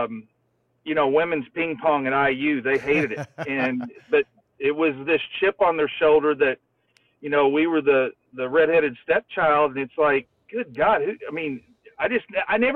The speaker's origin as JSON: {"language": "English", "area": "Floyds Knobs / New Albany area", "region": "Indiana", "country": "United States", "tie": "born or raised there", "said": "I was 10 minutes from the University of Louisville"}